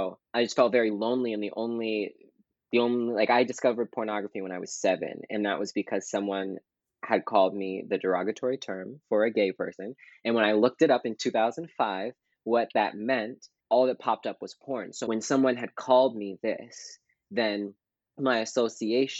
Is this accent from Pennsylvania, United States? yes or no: yes; Pittsburgh, Pennsylvania, United States; also born or lived in Toledo, Ohio; I was born in Toledo, Ohio, and then I moved to Pittsburgh, Pennsylvania. So technically, I am a Western Pennsylvania Pittsburgher